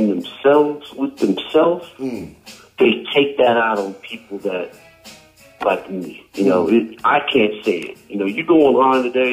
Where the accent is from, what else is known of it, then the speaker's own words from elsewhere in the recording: Flintwood, Texas, United States; growing up in Flintwood, Texas, going to all-white high school